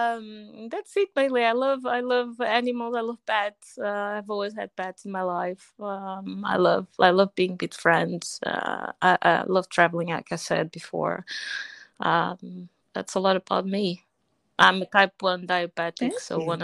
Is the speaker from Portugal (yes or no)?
yes; Portugal; I'm Portuguese, so I was born in Portugal, but I'm from Angolan descent